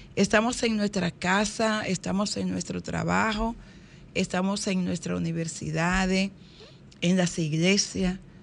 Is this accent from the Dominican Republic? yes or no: yes; Higüey, La Altagracia, Dominican Republic; Higüey, mi pueblo